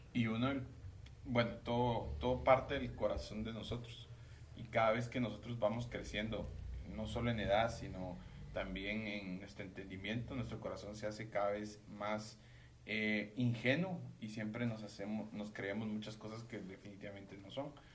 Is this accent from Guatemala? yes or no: yes; Guatemala; como los chapines que somos